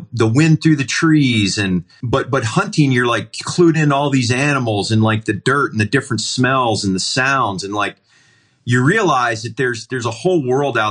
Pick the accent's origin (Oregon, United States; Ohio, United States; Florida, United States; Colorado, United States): Ohio, United States; moved away; where I grew up in Ohio